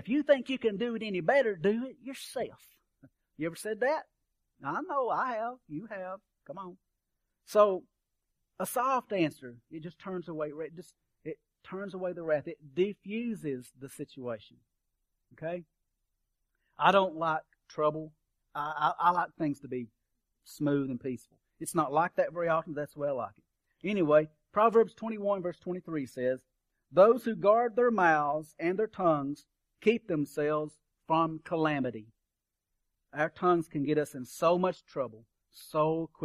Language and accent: English; Kentucky, United States; I'm from Kentucky. We burned coal at our campfire.